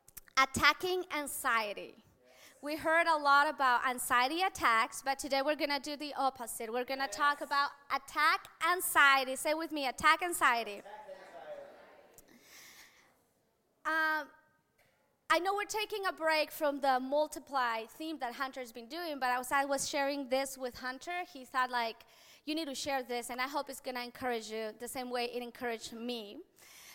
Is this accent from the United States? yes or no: no; Mexico; moved away; where I grew up in Mexico